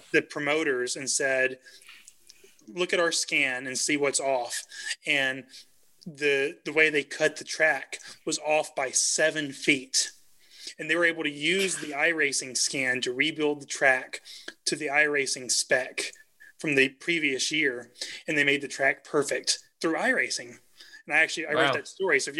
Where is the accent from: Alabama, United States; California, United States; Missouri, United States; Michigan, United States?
Alabama, United States; those are my people. Like, I'm from Alabama